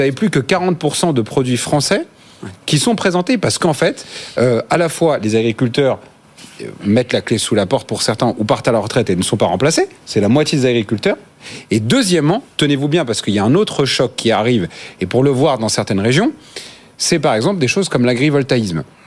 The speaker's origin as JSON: {"language": "French", "region": "Normandy", "country": "France", "said": "je viens de Normandie"}